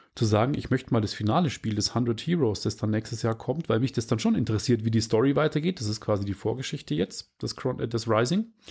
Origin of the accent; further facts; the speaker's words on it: Regensburg, Bavaria, Germany; aus meiner Heimatstadt Rengsburg